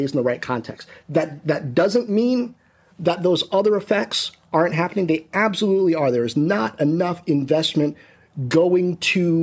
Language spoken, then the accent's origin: English; Washington, District of Columbia, United States; growing up in Washington, D.C. in the 80s